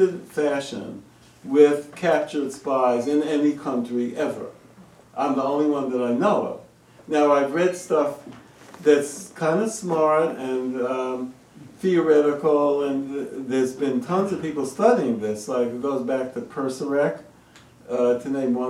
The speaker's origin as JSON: {"language": "English", "country": "United States", "said": "I'm an American"}